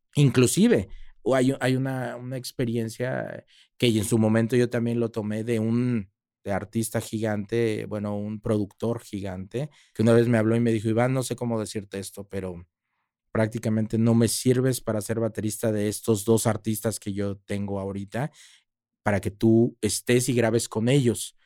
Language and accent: Spanish; Mexico; also born or lived in Monterrey / Mexico City; Yo soy latino, yo soy mexicano